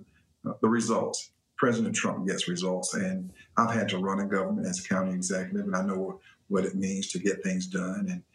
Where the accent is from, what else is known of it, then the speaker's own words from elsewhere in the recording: the South, United States; I was born and reared in the South